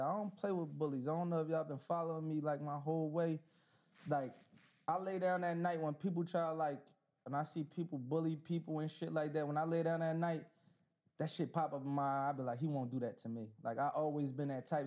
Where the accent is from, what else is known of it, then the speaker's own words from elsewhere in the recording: Philadelphia, Pennsylvania, United States; I'm from North Philly.